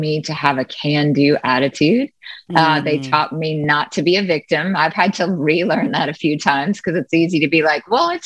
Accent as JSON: {"language": "English", "town": "Jackson", "region": "Mississippi", "country": "United States", "tie": "born or raised there", "also_born_or_lived": "Nashville, Tennessee", "moved": "as an adult", "lives_now": "New York City, United States", "said": "I was born and raised in Jackson, Mississippi"}